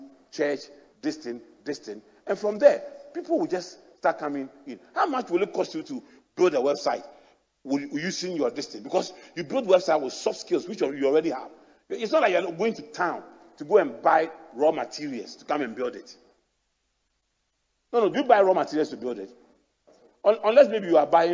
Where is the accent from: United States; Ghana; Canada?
Ghana; Accra, Greater Accra; I grew up in Adabraka